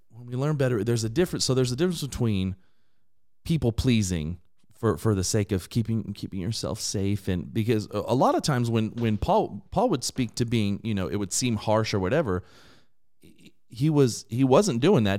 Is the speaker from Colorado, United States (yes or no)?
no; Inland Empire, California, United States; I was raised in a, an incredibly diverse area in the Inland Empire